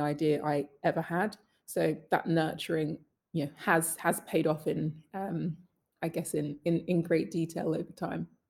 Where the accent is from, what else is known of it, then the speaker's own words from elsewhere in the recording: London, United Kingdom; I'm Northwest London, Willesden, proud. Love my hometown